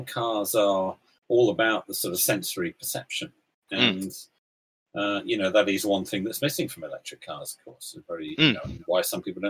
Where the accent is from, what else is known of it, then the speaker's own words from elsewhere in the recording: North Devon, South West England, United Kingdom; growing up in North Devon